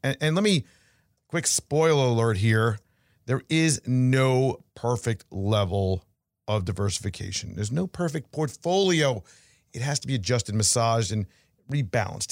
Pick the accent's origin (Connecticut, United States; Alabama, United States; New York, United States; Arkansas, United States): New York, United States; now in Florida, United States; Growing up in New York